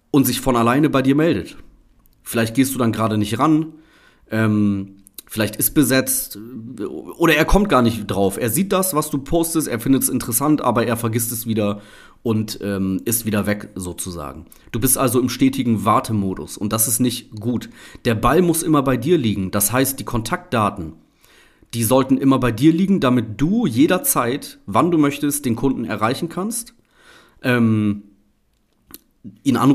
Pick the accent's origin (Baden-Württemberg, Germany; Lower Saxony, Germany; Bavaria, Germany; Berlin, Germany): Lower Saxony, Germany; Oldenburg; ich habe mehrere Plakate in äh, Oldenburg, meiner Heimatstadt hier, gesehen